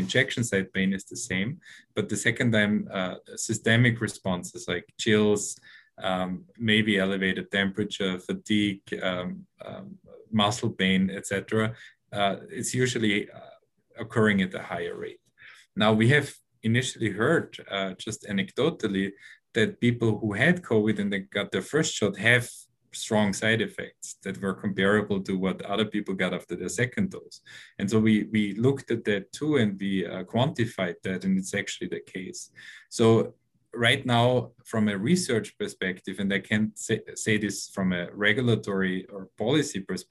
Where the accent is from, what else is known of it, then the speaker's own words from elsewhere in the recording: Austria; now in New York, United States; I'm originally from Austria